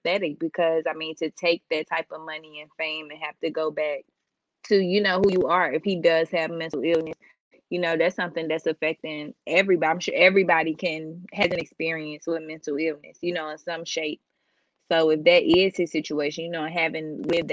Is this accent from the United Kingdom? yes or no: no; Atlanta, Georgia, United States; the culture that I was raised up in Atlanta.